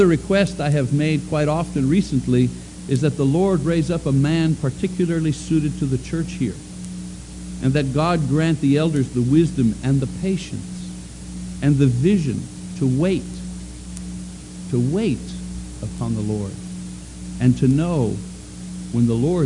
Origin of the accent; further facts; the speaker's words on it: Oklahoma, United States; also born or lived in Montreal, Canada; I was born in Montreal, Canada, but I'm from Oklahoma.